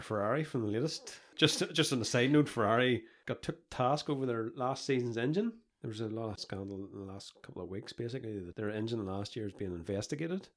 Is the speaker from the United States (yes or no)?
no; Comber, Northern Ireland, United Kingdom; I'm from a town called Comber, which is in County Down, Northern Ireland